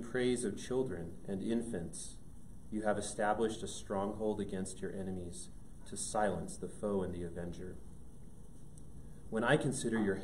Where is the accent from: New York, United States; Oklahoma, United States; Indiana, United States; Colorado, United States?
Colorado, United States; Thornton; I grew up in Denver, up in Thornton, so not too far away, born and raised